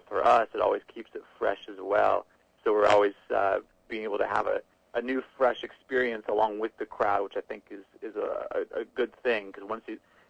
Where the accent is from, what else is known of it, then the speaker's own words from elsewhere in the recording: Midwest, United States; for a Midwest kid